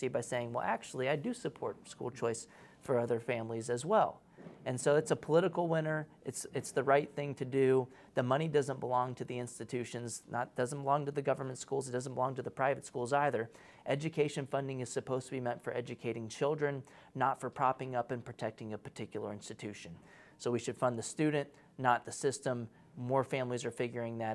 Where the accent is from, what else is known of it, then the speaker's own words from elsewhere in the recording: Texas, United States; I'm from Texas